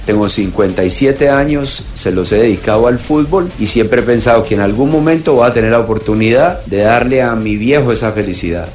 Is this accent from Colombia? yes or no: yes; Colombia; moved away as an adult; now in Paraguay; como colombiano